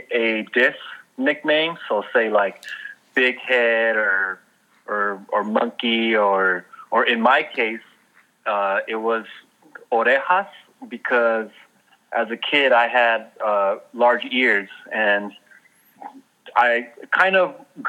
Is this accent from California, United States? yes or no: yes; Los Angeles, California, United States; now in Oakland, United States; I grew up in Northeast L.A.